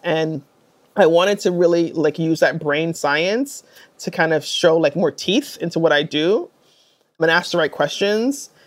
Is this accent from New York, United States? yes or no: yes; New York City, New York, United States; I grew up in New York City